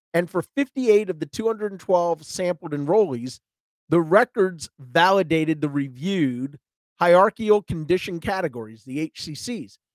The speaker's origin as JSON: {"language": "English", "region": "Georgia", "country": "United States", "said": "I'm from Georgia"}